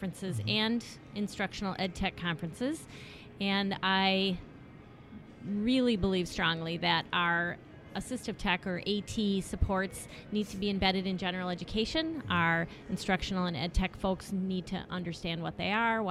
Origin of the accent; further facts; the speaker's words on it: Grand Rapids, Michigan, United States; I am from Grand Rapids, Michigan